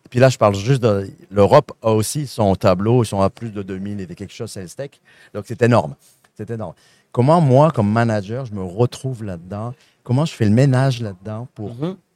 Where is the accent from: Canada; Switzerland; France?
Canada; Quebec; accent: Saguenay; Je suis un bel exemple. Vous entendez mon petit accent du Saguenay